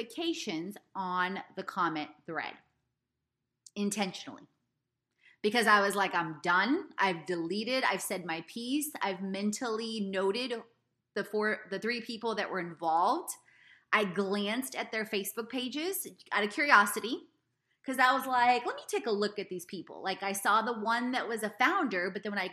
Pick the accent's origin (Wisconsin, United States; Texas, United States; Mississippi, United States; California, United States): Texas, United States; Houston; I grew up in Ailey, for those of you that didn't know, in Houston, Texas